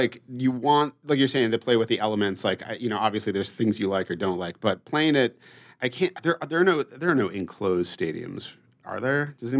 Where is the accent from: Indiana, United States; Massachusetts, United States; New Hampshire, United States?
Massachusetts, United States; moved away as an adult; now in Minnesota, United States; I've been here for 14 years now. I came from the East Coast. I grew up in Massachusetts.